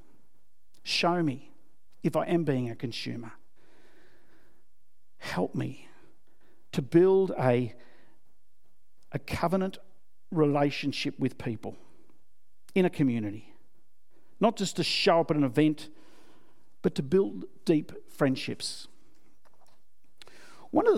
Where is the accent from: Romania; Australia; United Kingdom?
Australia; I'm an Aussie